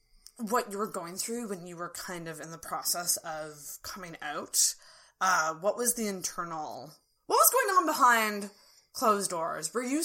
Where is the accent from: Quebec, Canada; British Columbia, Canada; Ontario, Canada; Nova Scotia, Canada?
Nova Scotia, Canada; Antigonish; I grew up in Antigonish.